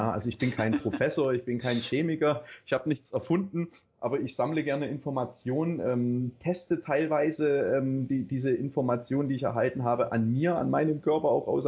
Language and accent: German; Baden-Württemberg, Germany; also born or lived in East Germany; ich bin im Osten aufgewachsen, beziehungsweise bis zu meinem sechsten Lebensjahr. Ähm, dann sind wir übergesiedelt, also meine Eltern und ich, in den Westen, in die Nähe von äh, Stuttgart.